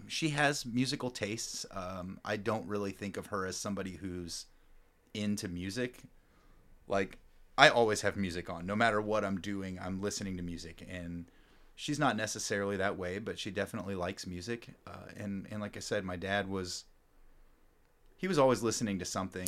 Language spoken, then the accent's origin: English; Louisburg, Kansas, United States; also born or lived in Grandview / Overland Park / Olathe; now in Lawrence, United States; I grew up in Lewisburg